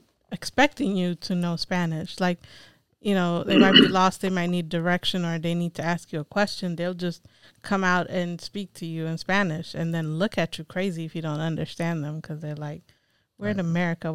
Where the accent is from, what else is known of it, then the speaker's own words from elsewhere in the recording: Ethiopia; first language English, Amharic, Tigrinya; moved away; I grew up speaking three languages. One was English, and I grew up in Ethiopia, so I spoke Amharic, but my parents were Eritrean, and I'm Eritrean as well, so I spoke Tigrinya as well.